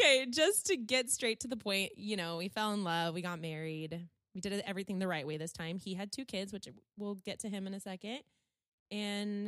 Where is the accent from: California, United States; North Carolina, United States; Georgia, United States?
California, United States; born and raised in California